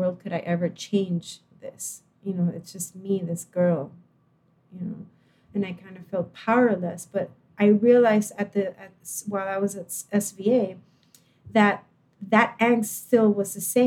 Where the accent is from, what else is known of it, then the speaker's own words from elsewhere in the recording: Puerto Rico; I was born in Puerto Rico, and I went from a private high school to the University of Puerto Rico in Rio Piedras